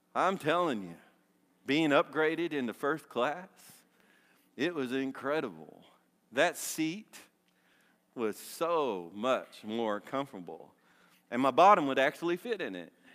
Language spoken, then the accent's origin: English; Dale City, Virginia, United States; the neighborhood that I was raised in in Dale City